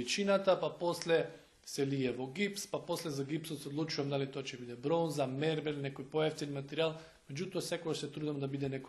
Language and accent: Macedonian; Makedonski Brod, North Macedonia; born or raised there; moved away as an adult; also born or lived in Skopje; now in Belgrade, Serbia